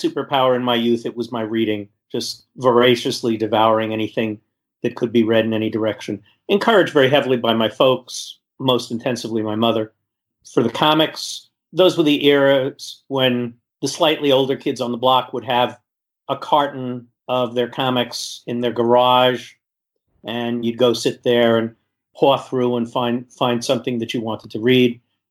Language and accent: English; New York City, New York, United States; I was born in Brooklyn almost exactly when Brooklyn stopped being cool, right about when the Dodgers got out of town